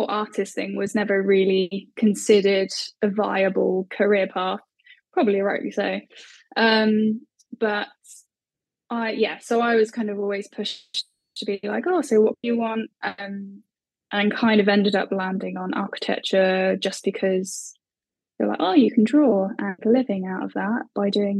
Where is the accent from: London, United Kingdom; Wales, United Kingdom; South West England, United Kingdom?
South West England, United Kingdom; Bristol; I'm from Bristol. I've actually just moved back this way.